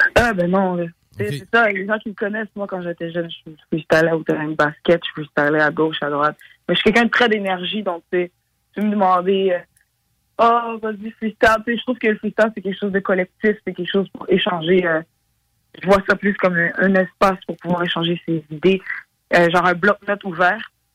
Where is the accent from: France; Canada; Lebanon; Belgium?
Canada; Montreal, Quebec; je viens de Montréal.